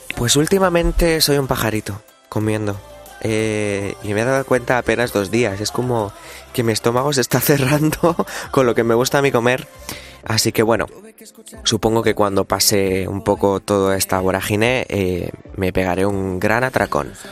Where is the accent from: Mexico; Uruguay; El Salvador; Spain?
Spain; Ricote, Region of Murcia; mi pueblo de Ricote, de mi, de mi, de mi Murcia querida